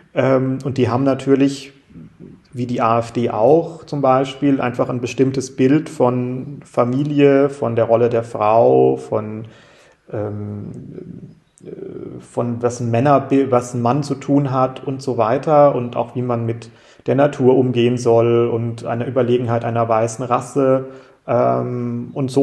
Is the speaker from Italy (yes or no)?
no; Freiburg, Baden-Württemberg, Germany; wir als Freiburger